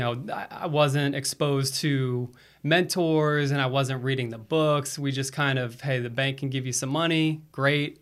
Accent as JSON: {"language": "English", "region": "Florida", "country": "United States", "also_born_or_lived": "East Coast", "moved": "yes", "lives_now": "Charlotte, United States", "said": "I'm originally from Florida"}